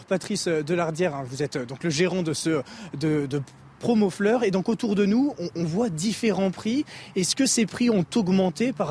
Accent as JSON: {"language": "French", "town": "Lyon", "region": "Auvergne-Rhône-Alpes", "country": "France", "lives_now": "Paris, France", "said": "Je suis lyonnais et euh, maintenant j'habite à Paris."}